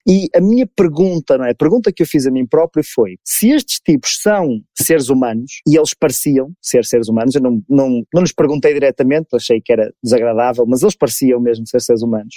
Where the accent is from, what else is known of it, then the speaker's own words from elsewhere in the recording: Porto, Norte, Portugal; sou natural do Porto, aqui em Portugal, uma cidade aqui do norte de Portugal